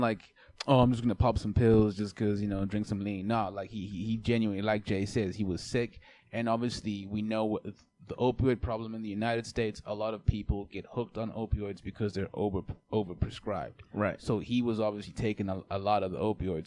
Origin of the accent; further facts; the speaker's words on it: South Africa; being South African